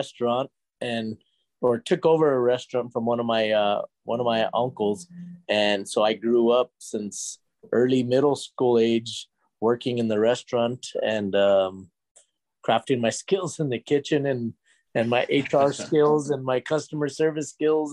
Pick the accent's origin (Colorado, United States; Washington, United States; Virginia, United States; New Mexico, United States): New Mexico, United States; Albuquerque; I'm from Albuquerque, New Mexico, born and raised over here in the 505.